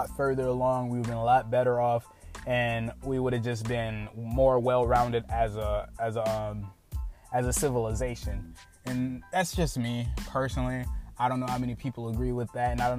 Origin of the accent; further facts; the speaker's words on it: United States; I am an American citizen